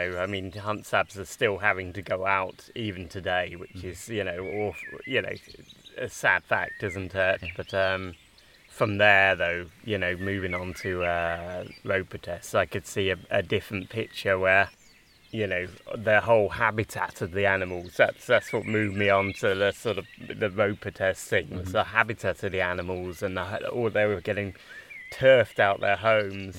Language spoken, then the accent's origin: English; Bedfordshire and Buckinghamshire, England, United Kingdom; moved away as an adult; also born or lived in Exeter; I grew up in Bedfordshire and then Buckinghamshire.